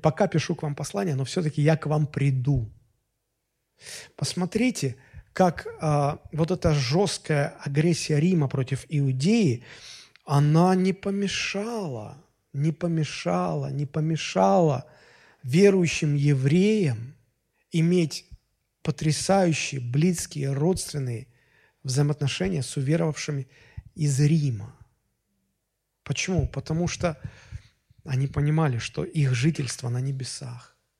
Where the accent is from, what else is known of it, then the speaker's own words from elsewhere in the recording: Russia; а мы россияне